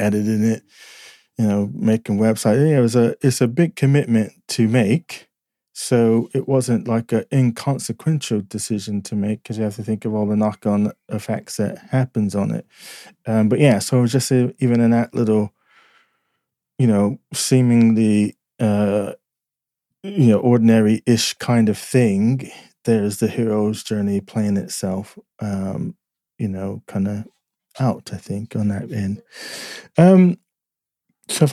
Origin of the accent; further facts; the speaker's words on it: United States; moved away as an adult; now in United Kingdom; I'm American